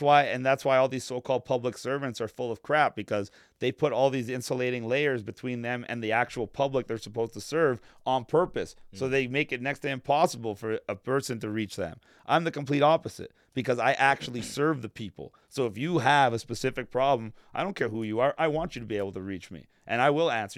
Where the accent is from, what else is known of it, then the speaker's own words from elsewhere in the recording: Vaughan, Ontario, Canada; also born or lived in North York, Toronto; I grew up in Woodbridge with a lot of Italians, as a matter of fact.